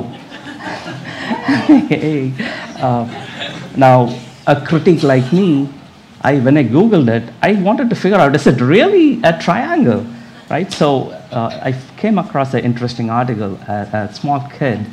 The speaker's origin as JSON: {"language": "English", "country": "India", "tie": "born or raised there", "accent": "Indian", "moved": "as an adult", "lives_now": "United States", "said": "I'm from India. You might get an Indian accent also from me. I was born and raised up there, and when I was 29, I moved into this country."}